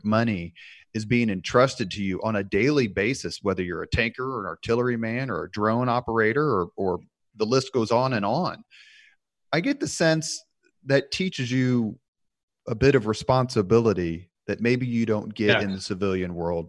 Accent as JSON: {"language": "English", "town": "Indianapolis", "region": "Indiana", "country": "United States", "tie": "born or raised there", "said": "growing up on the East Side in Indianapolis, I couldn't name them all, but so many of my friends joined the military"}